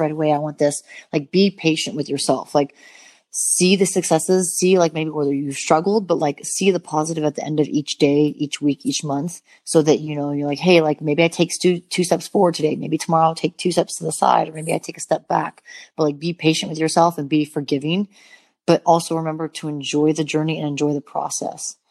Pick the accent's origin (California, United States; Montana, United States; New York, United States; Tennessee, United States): Montana, United States; growing up in Montana, um, having mountains around me